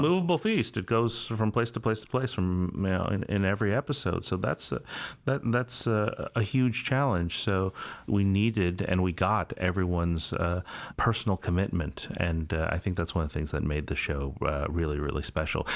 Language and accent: English; United States; I'm Chinese American.